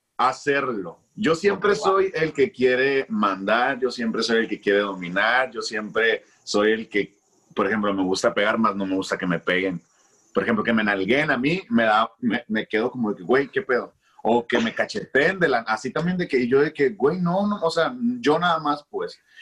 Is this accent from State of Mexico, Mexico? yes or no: no; Culiacán, Sinaloa, Mexico; also born or lived in Mexico City; Soy de Culiacán, Sinaloa, y ahorita acá andamos viviendo en el norte